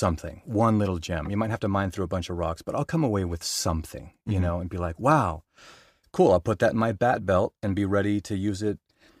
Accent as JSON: {"language": "English", "town": "Boulder", "region": "Colorado", "country": "United States", "tie": "born or raised there", "also_born_or_lived": "Denver", "said": "I, like I said, I was born in Denver, and then we moved to Boulder. Crunchy Boulder."}